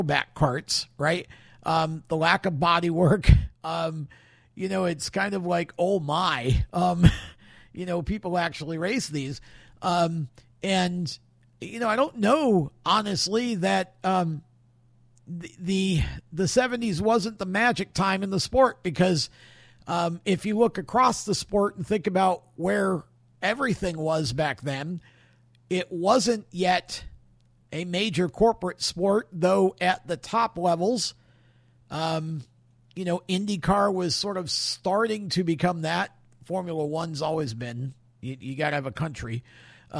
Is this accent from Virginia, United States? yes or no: no; Oswego, New York, United States; I was born and raised in Oswego, New York